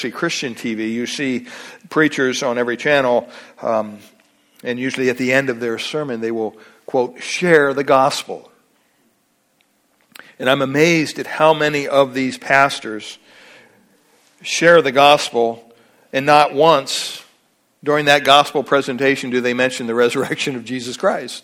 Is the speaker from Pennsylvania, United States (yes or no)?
yes; Pennsylvania, United States; I'm from Pennsylvania